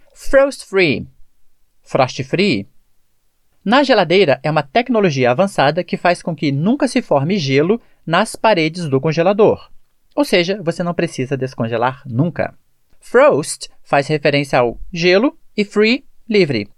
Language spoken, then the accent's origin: Portuguese; Brazil; A questão da pronúncia é a maneira que nós falamos como brasileiros